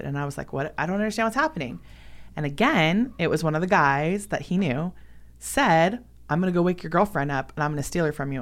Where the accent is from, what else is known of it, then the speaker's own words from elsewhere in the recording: Los Angeles, California, United States; I was born and raised in Los Angeles, California